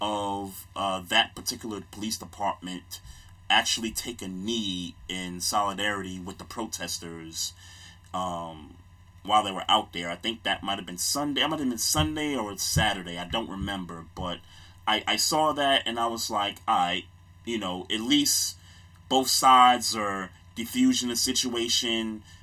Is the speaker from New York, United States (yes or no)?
yes; New York City, New York, United States; now in Baltimore, United States; My hometown, New York City